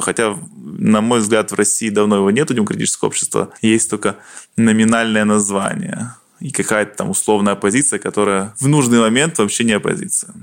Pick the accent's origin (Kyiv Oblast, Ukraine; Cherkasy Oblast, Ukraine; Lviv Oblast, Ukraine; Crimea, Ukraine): Kyiv Oblast, Ukraine; Slavutych; also born or lived in Poltava, Ukraine; now in near Kyiv, Ukraine; Родился я в городе Полтава, там я изначально рос, потом я жил в Киевской области, и после Чернобыльской аварии родители поехали на ликвидацию аварии на ЧАЭС. Ну и, соответственно, я переехал потом в город Славутич